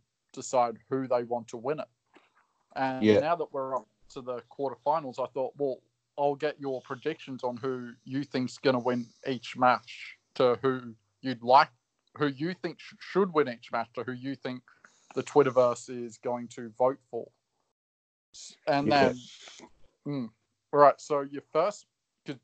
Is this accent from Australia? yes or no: yes; Australia; I'm Aussie